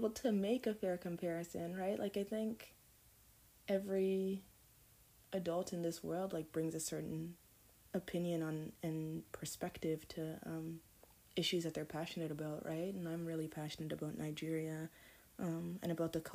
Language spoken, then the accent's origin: English; Canada; also born or lived in United States; I was actually born in the United States of America, but I grew up in Canada.